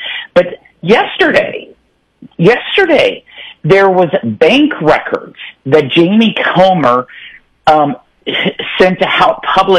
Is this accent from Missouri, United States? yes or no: yes; Ozarks, Missouri, United States; accent: Ozark; I'll stay with my Ozark accent